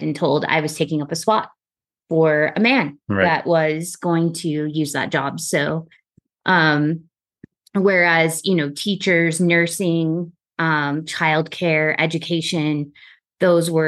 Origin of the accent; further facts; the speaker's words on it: Texas, United States; growing up in Texas